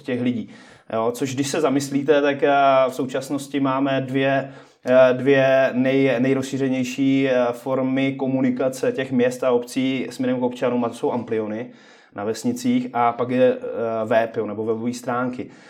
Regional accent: Přerov, Olomouc Region, Czechia; moved away; já pocházím původně z Předova

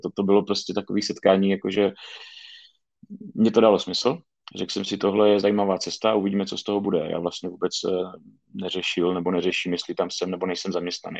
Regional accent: Šumperk, Olomouc Region, Czechia; já jsem tady ze Šumperka, z relativně malého města

